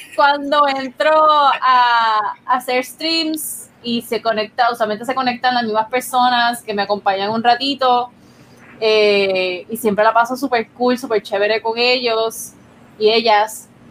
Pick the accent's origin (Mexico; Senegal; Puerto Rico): Puerto Rico